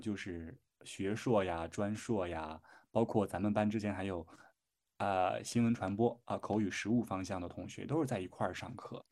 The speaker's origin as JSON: {"language": "Chinese", "region": "Shandong", "country": "China", "accent": "Shandong dialect", "said": "我在家真是天天说我们山东话"}